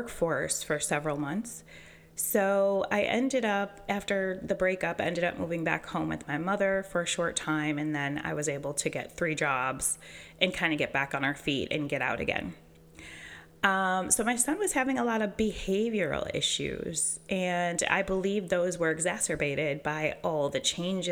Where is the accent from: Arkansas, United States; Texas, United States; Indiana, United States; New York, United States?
New York, United States; Western; moved away as an adult; now in Charlotte, United States; I grew up in a small, primarily Caucasian town about 20 minutes from the Canadian border